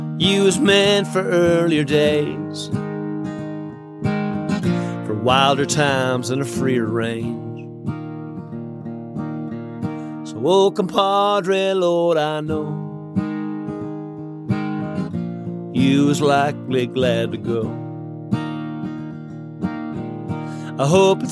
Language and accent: English; Alberta, Canada; we're both from Alberta